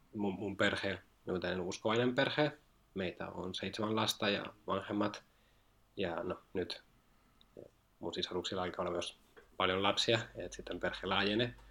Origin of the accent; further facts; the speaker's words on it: Spain; Finnish is a second language; moved away as an adult; now in Finland; mä oon itse alun perin Espanjasta ja muuten Suomen opiskelemaan tänne